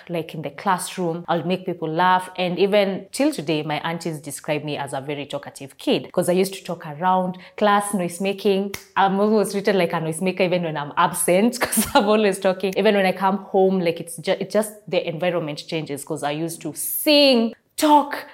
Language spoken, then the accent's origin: English; Kenya; I am a content creator as well as a TV host and I hail from Kenya